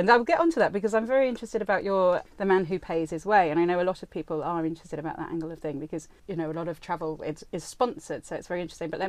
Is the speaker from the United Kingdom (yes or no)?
yes; United Kingdom; we're British people aren't very good with the whole